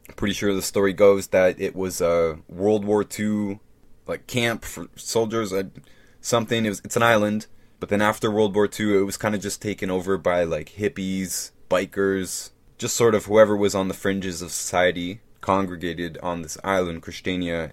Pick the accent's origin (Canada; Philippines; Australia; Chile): Canada; also born or lived in Toronto; I'm Canadian